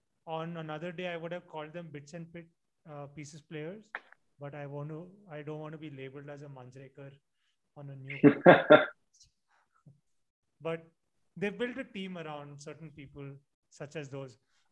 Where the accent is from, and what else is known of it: Gujarat, India; born or raised there